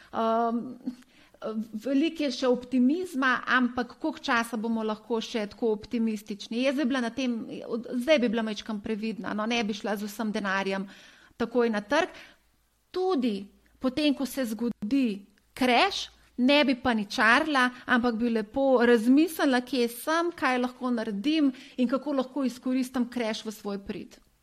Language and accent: Slovenian; Slovenia